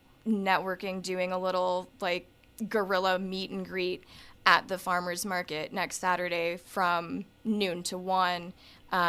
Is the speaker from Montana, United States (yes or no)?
yes; Montana, United States; growing up in Montana